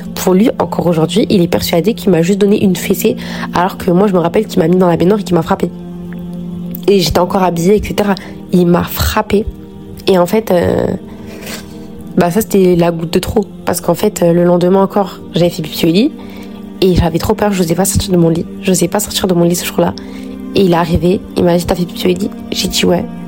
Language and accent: French; Noisy-le-Grand, Île-de-France, France; On a grandi à Noisy-le-Grand